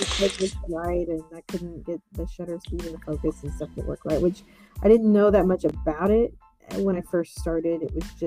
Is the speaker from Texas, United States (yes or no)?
yes; Texas, United States; now in Austin, United States; I was born and raised in Texas